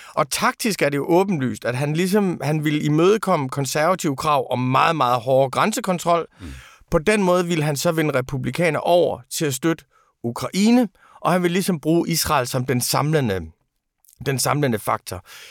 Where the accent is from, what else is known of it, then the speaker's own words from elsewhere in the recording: Aarhus, Central Denmark Region, Denmark; jeg er jo fra Rigskov